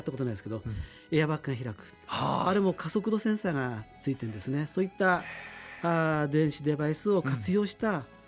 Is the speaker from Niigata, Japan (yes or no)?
no; Utsunomiya, Tochigi, Japan; 私はあのずっと宇都宮で。